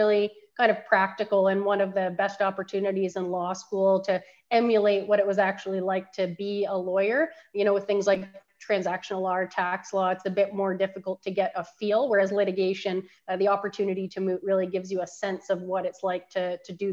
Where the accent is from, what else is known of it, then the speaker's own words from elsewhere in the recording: Innisfil, Ontario, Canada; also born or lived in Barrie, Ontario; I'm actually from Innisfil, which is just south of Barrie, but Barrie is where I hail from generally